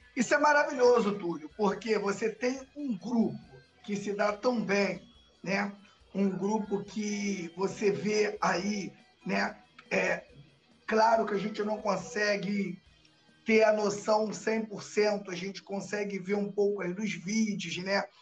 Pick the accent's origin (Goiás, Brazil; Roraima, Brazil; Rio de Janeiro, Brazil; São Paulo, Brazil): Rio de Janeiro, Brazil; accent: carioca; cariocado demais